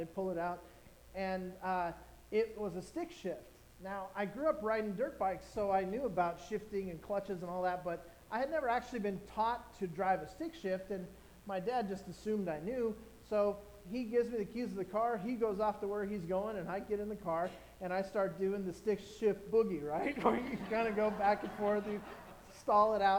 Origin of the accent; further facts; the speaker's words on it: Orange County, California, United States; I grew up in Orange County in a you know, upper middle class family